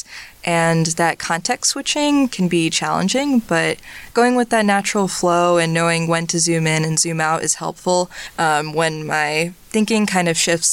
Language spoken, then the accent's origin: English; Hightstown, New Jersey, United States; also born or lived in Urbana-Champaign, Illinois; I'm originally from Hightstown, New Jersey, which isn't too far from here